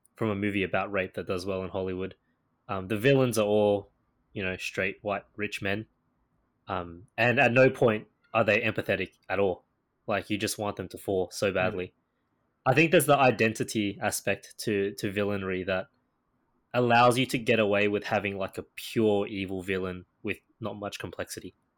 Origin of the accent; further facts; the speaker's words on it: Australia; I am Asian Australian